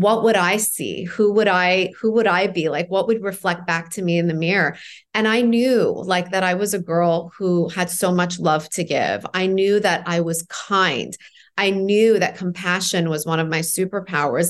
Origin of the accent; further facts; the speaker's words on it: Toronto, Ontario, Canada; also born or lived in Iran; I left Iran when I was four, grew up in Toronto